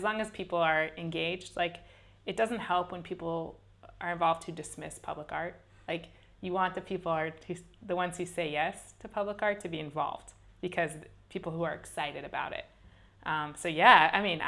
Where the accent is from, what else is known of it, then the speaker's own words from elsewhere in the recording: Boston, Massachusetts, United States; also born or lived in Israel; I'm also from Boston.